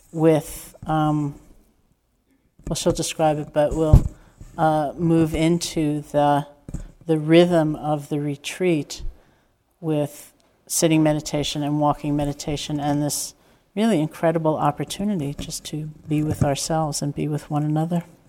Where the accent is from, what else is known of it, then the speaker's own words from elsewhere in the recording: New York, United States; growing up in New York